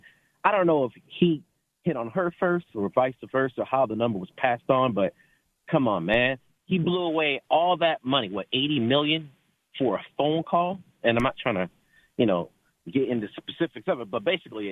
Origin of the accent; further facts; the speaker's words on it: Detroit, Michigan, United States; now in California, United States; I am in California, but I'm from Michigan, raised in Detroit